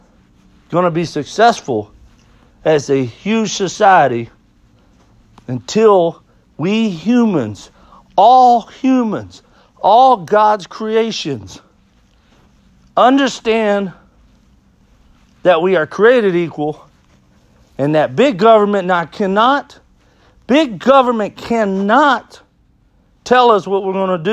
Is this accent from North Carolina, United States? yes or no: no; Texas, United States; I grew up here in Texas in the South